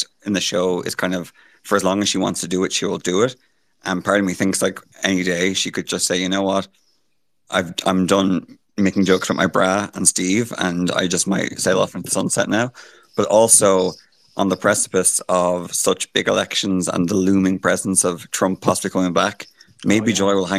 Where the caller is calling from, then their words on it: Ireland; I'm calling from Ireland